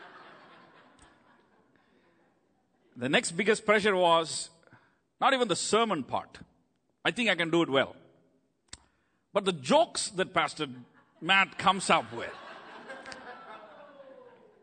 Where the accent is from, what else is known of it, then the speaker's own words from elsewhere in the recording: India; first language Tamil; English is a second language; moved away as an adult; now in United States; I grew up in India. My town is just 6 million people.